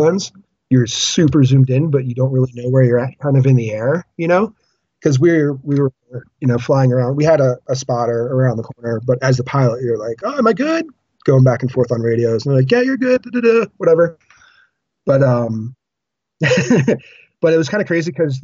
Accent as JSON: {"language": "English", "region": "East Coast", "country": "United States", "also_born_or_lived": "Vermont", "moved": "yes", "lives_now": "Colorado, United States", "said": "I'm from the East Coast originally, but I just never made it up that far north"}